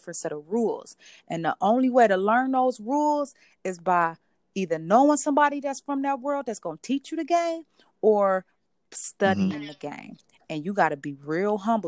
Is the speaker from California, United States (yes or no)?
no; Cleveland, Ohio, United States; I grew up in Cleveland